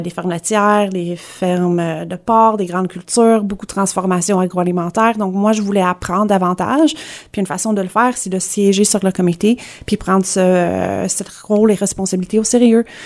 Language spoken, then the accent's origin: French; Kingston, Ontario, Canada; moved away as an adult; also born or lived in Hudson, Quebec / Gatineau, Quebec; j'ai grandi à Hudson à Montérégie. Euh, mes parents ont déménagé à Kingston. Euh, j'ai passé, euh, l'école primaire, secondaire là-bas.